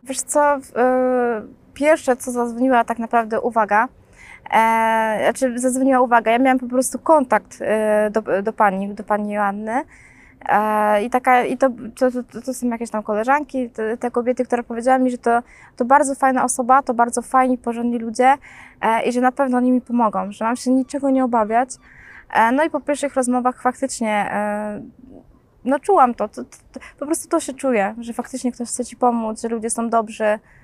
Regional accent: Poznań, Greater Poland, Poland; urodziłam się 28 października w Poznaniu

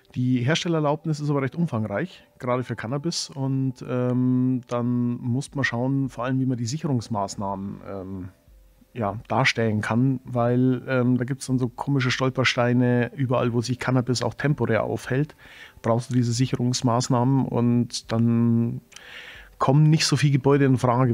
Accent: Germany; bei uns in Deutschland

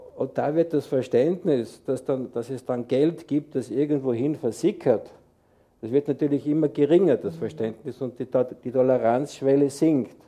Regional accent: Tyrol, Austria; now in Switzerland; ich bin ja Tiroler

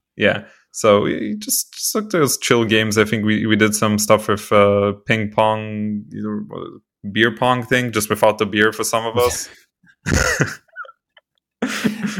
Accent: Israel; moved away; also born or lived in Canada; I'm from Israel

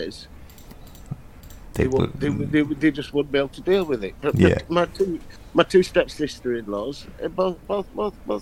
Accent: London, United Kingdom; I said, London

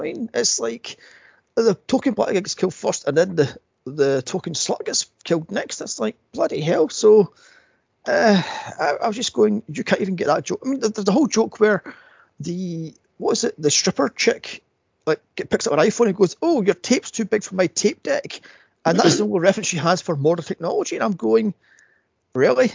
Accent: United States; now in United Kingdom; I'm an American

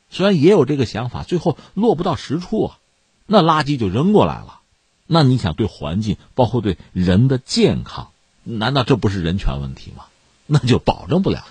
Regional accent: China; 我们是中国人

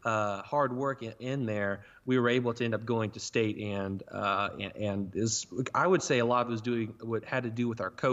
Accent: Burlington, Oklahoma, United States; I'm from Burlington, Oklahoma, which is a town of 150 people

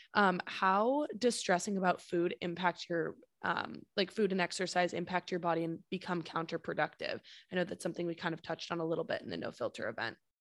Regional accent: San Francisco, California, United States; we're from San Francisco

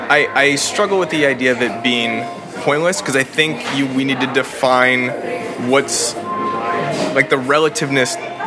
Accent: Canada; moved away as an adult; now in Los Angeles, United States; I grew up in Canada.

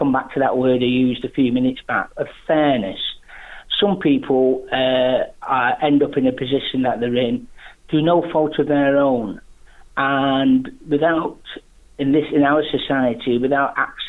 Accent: Macclesfield, North West England, United Kingdom; my hometown of Macclesfield

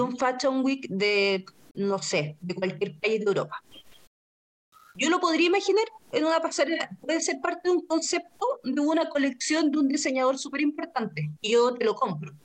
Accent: Chile; así como chilena y ordinaria

